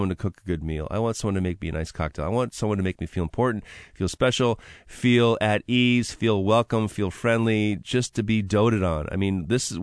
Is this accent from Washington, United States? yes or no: yes; Seattle, Washington, United States; right there in my hometown of West Seattle